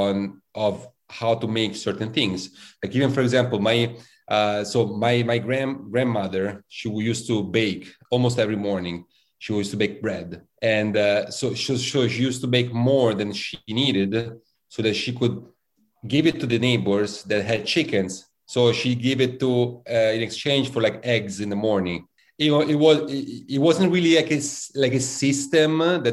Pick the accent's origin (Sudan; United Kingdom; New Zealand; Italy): Italy; Rome, Lazio; now in New York City, United States; my hometown of Rome